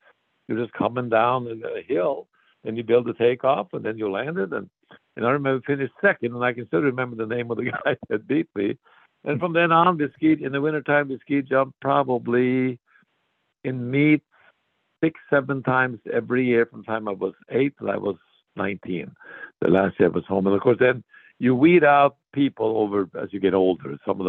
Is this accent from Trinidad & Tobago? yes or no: no; Norway; born or raised there; moved away as an adult; also born or lived in Montana, United States